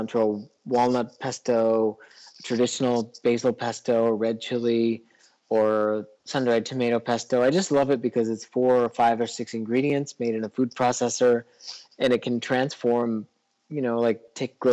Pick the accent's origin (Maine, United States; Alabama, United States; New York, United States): Maine, United States; now in Los Angeles, United States; I grew up in Maine, and I've never saw a raised bed until I moved to California.